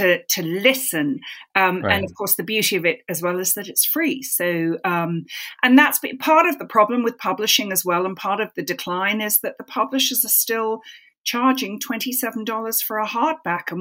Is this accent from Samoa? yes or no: no; London, United Kingdom; moved away; I grew up in London London is like a series of villages all knitted together. So my village was Hampstead